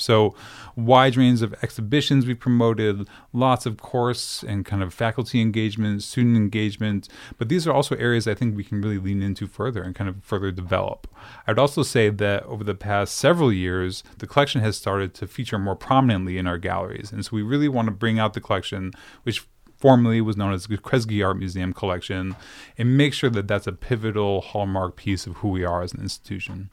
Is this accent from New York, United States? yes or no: yes; Syracuse, New York, United States; moved away; I grew up in Syracuse, New York